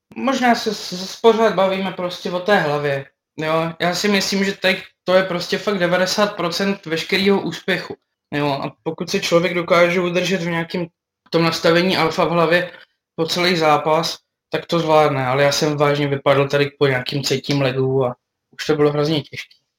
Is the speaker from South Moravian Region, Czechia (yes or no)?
yes; Brno, South Moravian Region, Czechia; jsem Brňák